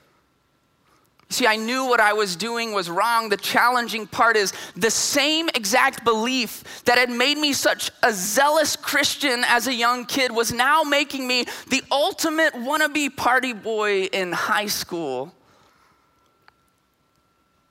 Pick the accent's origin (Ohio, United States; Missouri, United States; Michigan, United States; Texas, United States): Texas, United States; Lampasas; now in San Antonio, United States; I'm from Lampasas. And in Lampasas, having a letter jacket with your name on the back of it is a huge deal